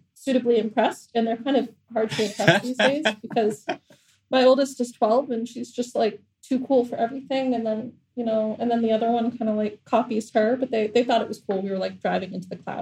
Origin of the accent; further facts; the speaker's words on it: New Hampshire, United States; moved away as an adult; now in Doha, Qatar; I'm American and I'm from New Hampshire